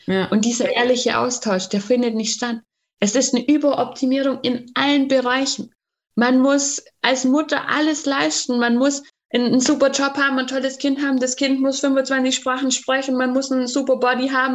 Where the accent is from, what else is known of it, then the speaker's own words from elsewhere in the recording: Bavaria, Germany; Bei uns in Bayern